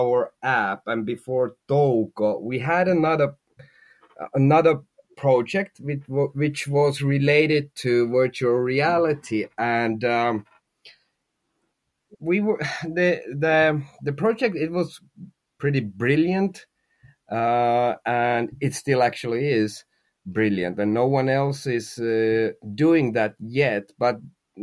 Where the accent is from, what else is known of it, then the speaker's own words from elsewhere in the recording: Finland; we are from Finland, the company is from Finland, and everybody in the team is from Finland